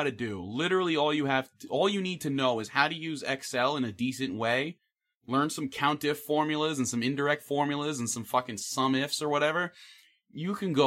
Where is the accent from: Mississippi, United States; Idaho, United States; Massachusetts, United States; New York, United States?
New York, United States; now in Florida, United States; I was from New York originally.